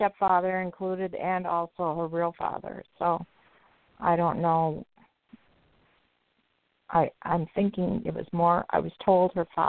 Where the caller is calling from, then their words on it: Wisconsin, United States; I'm calling from Wisconsin